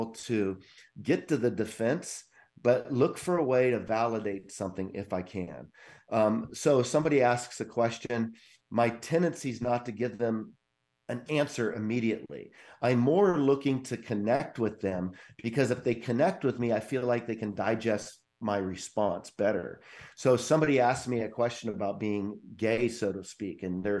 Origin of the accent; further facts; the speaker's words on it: California, United States; moved away as an adult; also born or lived in North Carolina; I grew up in California